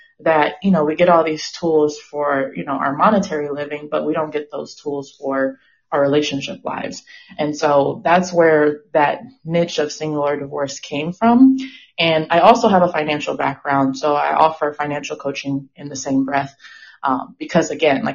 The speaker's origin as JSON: {"language": "English", "town": "Inglewood", "region": "California", "country": "United States", "also_born_or_lived": "San Francisco Bay Area, California", "moved": "yes", "lives_now": "Austin, United States", "said": "I'm calling today from Austin, Texas, but I am originally from Inglewood, California"}